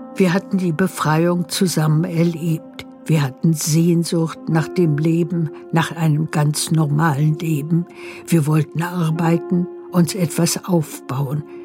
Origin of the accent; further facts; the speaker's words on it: Berlin, Germany; moved away; fühle ich mich als Berlinerin